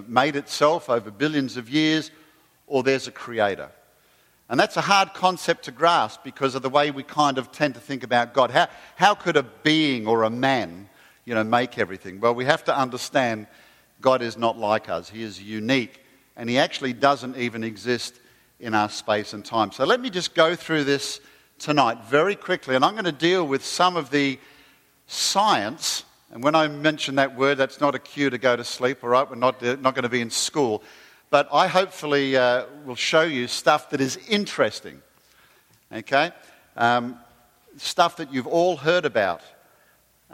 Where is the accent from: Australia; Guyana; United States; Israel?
Australia; moved away; don't call me English, because I'm Australian